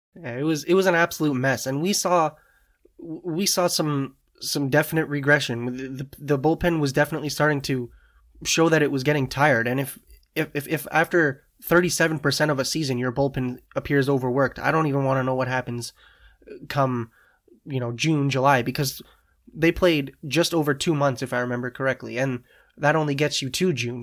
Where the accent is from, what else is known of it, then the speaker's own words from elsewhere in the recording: Canada; as a Canadian